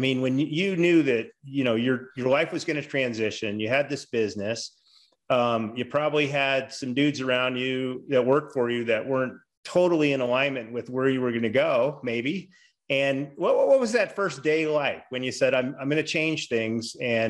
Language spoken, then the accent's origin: English; Las Vegas, Nevada, United States; growing up in Vegas, like in the early 70s, late 60s, I mean, you were supposed to walk the bike to the end of the street, but you know, you rode it.